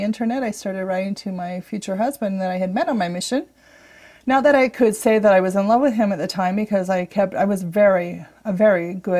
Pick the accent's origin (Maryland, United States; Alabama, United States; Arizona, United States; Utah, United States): Utah, United States; Brigham City; born or raised there; also born or lived in Pensacola, Florida